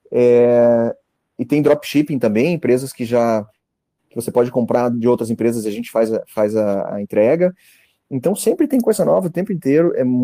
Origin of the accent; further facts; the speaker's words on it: Santa Catarina, Brazil; Eu sou do, eu sou do norte de Santa Catarina, então é uma região, uma cidade pequena aqui.